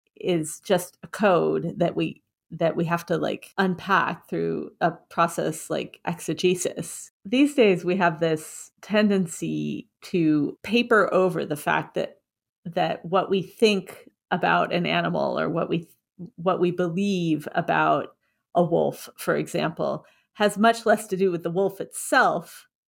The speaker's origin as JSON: {"language": "English", "region": "Washington", "country": "United States", "tie": "born or raised there", "said": "I grew up in Washington State"}